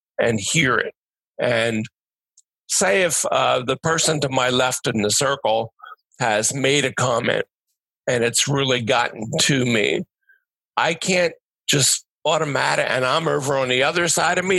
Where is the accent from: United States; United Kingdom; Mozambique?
United States; Delaware County, Pennsylvania; I'm from Delaware County